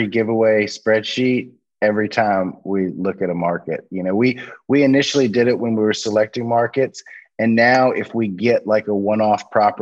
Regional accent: Louisiana, United States; I'm from Louisiana. I live in Louisiana

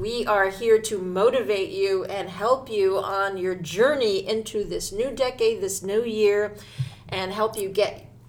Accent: New Jersey, United States; growing up in New Jersey, I never, ever went to New York for New Year's.

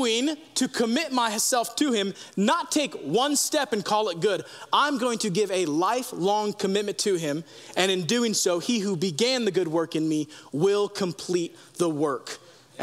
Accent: United States; we as Americans

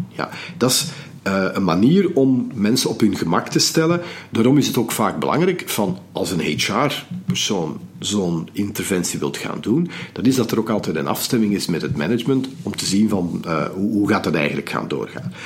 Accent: Belgium; we zijn als Belgen

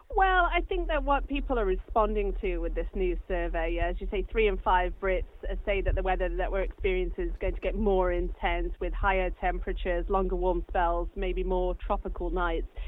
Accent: United States; now in United Kingdom; I grew up in the States.

